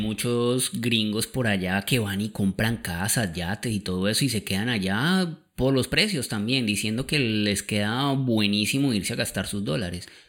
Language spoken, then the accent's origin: Spanish; Colombia; moved away; la primera vez que yo salí de Colombia en mi vida, que fue con mis papás